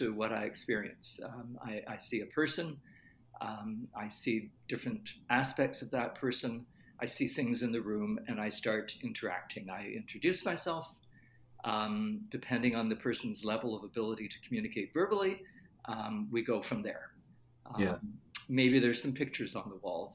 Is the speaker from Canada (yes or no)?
yes; Canada; I was born in Canada, but I have had a German grandfather